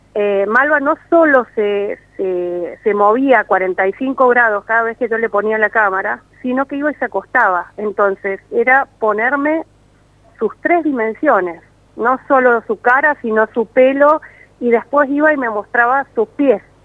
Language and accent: Spanish; Mendoza, Argentina; accent: mendocino; mi acento mendocino